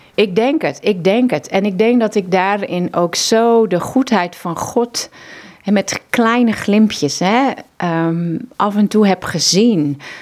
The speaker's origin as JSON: {"language": "Dutch", "region": "Zeeland", "country": "Netherlands", "moved": "as an adult", "lives_now": "Mozambique", "said": "ik ben zelf een Zeeuwse"}